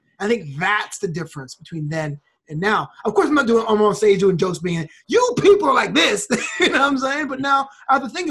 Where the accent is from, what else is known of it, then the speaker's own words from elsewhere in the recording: United States; I'm so American